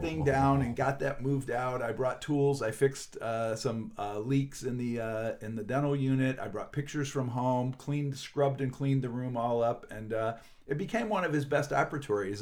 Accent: northern Pennsylvania, United States; moved away as an adult; now in Chicago, United States; I'm from some small town in northern Pennsylvania

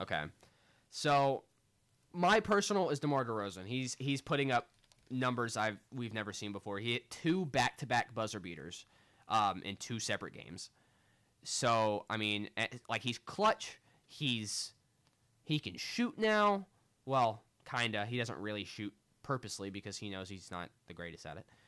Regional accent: United States; I'm an American

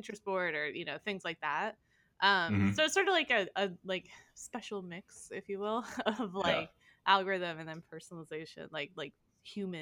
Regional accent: Indiana, United States; now in New York, United States; I'm from Indiana

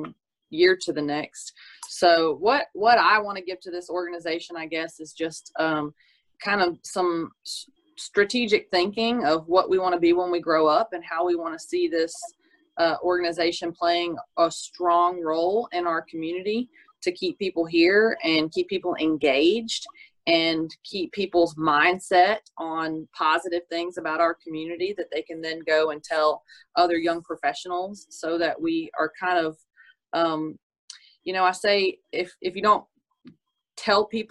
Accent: Natchitoches, Louisiana, United States; also born or lived in Oklahoma; I'm from Nacogdoches

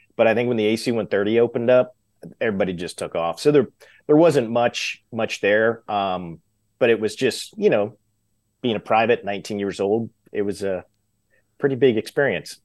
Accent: Glendale, Arizona, United States; moved away as an adult; I grew up in Arizona.

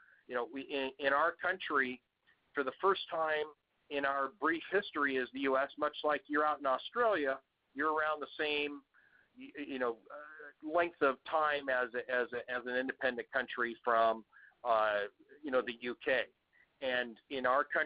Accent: United States; accent: Yank; I come from the background in the U.S. As you can tell by my Yank accent

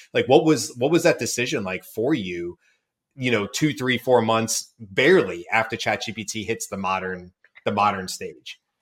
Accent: Georgia, United States; I grew up in Georgia

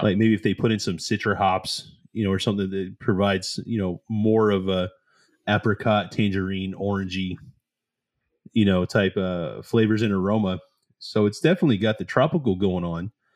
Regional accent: the South, United States; we're both from the South.

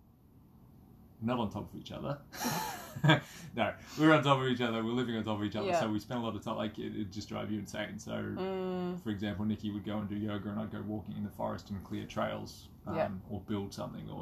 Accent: Kakadu National Park, Northern Territory, Australia; moved away; I grew up in Kakadu National Park and we were outdoors

